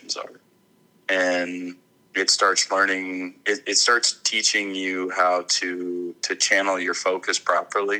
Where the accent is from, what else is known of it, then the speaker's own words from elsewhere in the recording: Arkansas, United States; I grew up in Arkansas